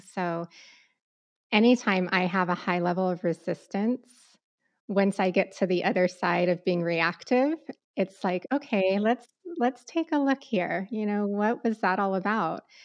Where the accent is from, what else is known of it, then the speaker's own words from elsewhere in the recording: Southeast Arizona, United States; growing up in Southeast Arizona